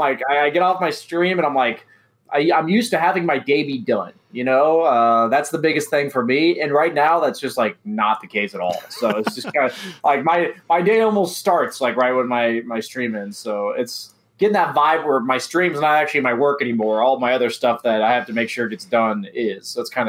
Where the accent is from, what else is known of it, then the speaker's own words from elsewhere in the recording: West Coast, United States; Obviously, I'm from the West Coast